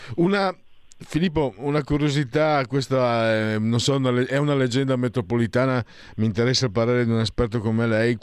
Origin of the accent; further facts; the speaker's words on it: Friuli-Venezia Giulia, Italy; io vengo dal Friuli